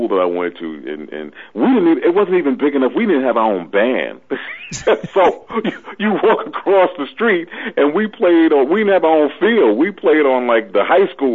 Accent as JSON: {"language": "English", "town": "New York City", "region": "New York", "country": "United States", "tie": "born or raised there", "also_born_or_lived": "Richmond, Virginia", "said": "I'm born and raised and bred in Brooklyn, New York"}